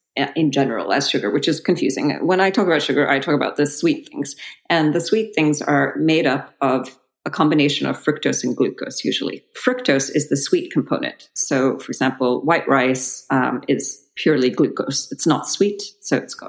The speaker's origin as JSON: {"language": "English", "country": "Belgium", "tie": "born or raised there", "moved": "yes", "said": "I grew up in Belgium"}